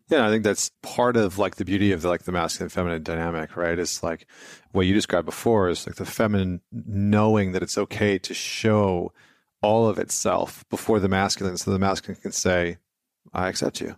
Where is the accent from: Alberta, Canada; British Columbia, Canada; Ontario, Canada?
British Columbia, Canada; Vancouver; moved away; I'm from Vancouver